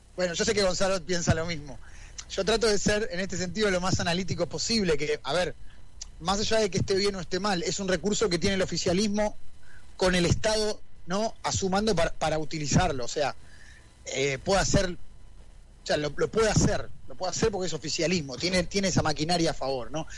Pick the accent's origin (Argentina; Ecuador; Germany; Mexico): Argentina; nosotros como argentinos